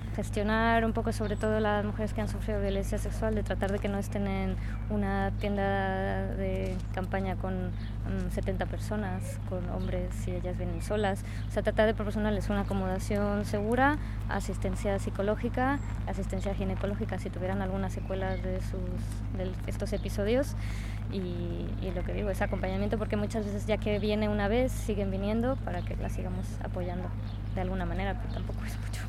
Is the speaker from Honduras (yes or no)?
no; Mexico; moved away; Yo precisamente que vengo de México